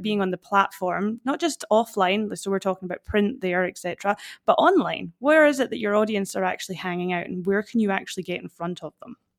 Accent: Fort William, Scotland, United Kingdom; accent: Scottish; moved away as an adult; now in Perth, Australia; I'm originally from Fort William in Scotland. That's where this, this awesome accent comes from

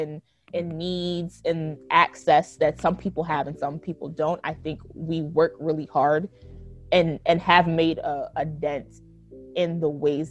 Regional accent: Philadelphia, Pennsylvania, United States; I'm from Philly, like Philly, like the inner city

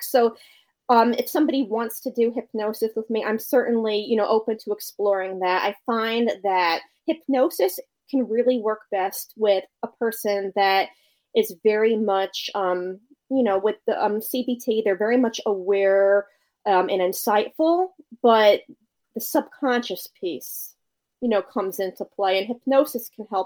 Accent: Connecticut, United States; moved away as an adult; also born or lived in New York; now in Maryland, United States; I'm from Connecticut. So I eventually moved back to Connecticut

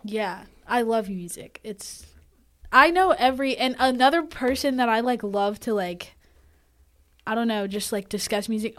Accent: North Carolina, United States; moved away as an adult; now in Demorest, Georgia, United States; I'm actually from North Carolina

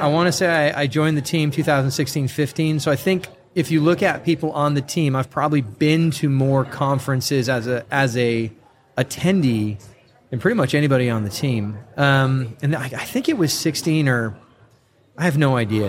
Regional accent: San Diego, California, United States; also born or lived in Murrieta, California; I grew up North County, San Diego, and I live probably about 40 minutes from there in a, a town called Murrieta, California

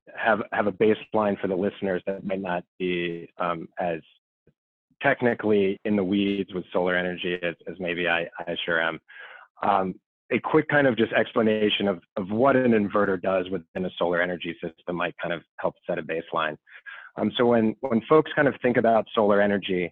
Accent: outside of the Philadelphia area, Pennsylvania, United States; moved away as an adult; also born or lived in Washington, D.C. / Ohio; I grew up in Washington, D.C., born and raised outside of the Philadelphia area

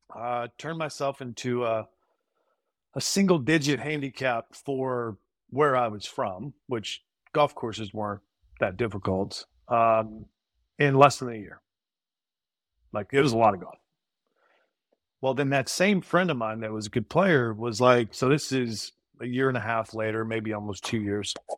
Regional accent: Brenham, Texas, United States; I'm from Brenham

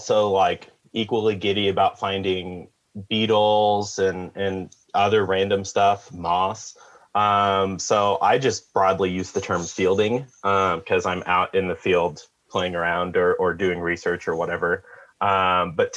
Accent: near Branson, Southwest Missouri, United States; now in Kansas, United States; I grew up in Southwest Missouri, near Branson

